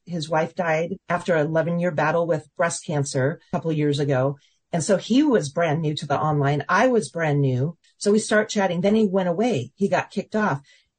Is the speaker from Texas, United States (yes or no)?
no; Seattle, Washington, United States; now in Dallas, United States; He came from Pennsylvania. I came from Seattle, Washington. And we both ended up in the Dallas area.